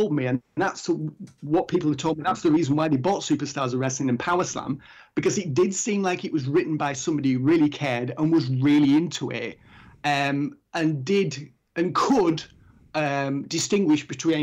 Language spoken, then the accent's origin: English; England, United Kingdom; I'm English